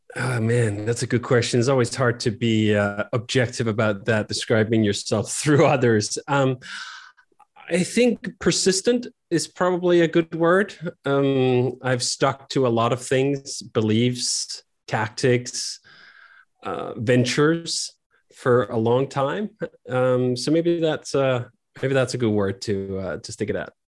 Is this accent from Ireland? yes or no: no; Copenhagen, Capital Region of Denmark, Denmark; moved away as an adult; also born or lived in United States; I grew up in Copenhagen, Denmark